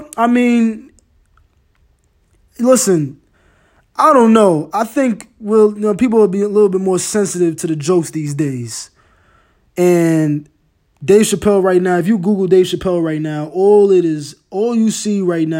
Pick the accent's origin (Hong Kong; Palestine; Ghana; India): Ghana; First of all, I'm Ghanaian. I'm African. You feel me? I used to get my ass whooped.